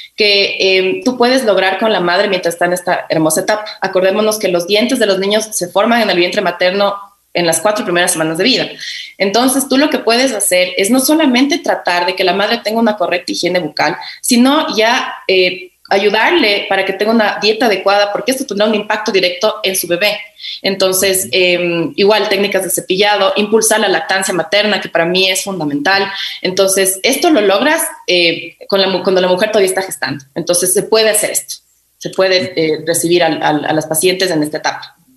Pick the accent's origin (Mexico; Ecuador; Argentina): Ecuador; Quito, Pichincha; yo soy de aquí de Quito